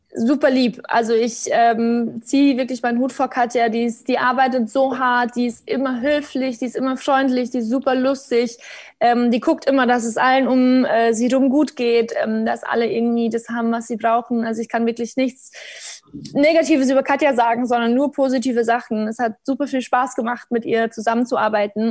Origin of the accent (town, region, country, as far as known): Bavaria, Germany; born or raised there; moved away